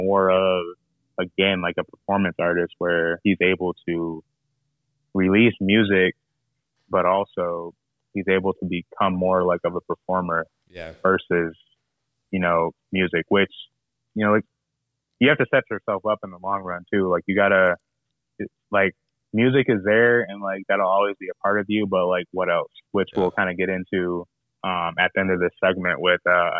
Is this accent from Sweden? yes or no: no; United States; we're from the States, like, we're from the United States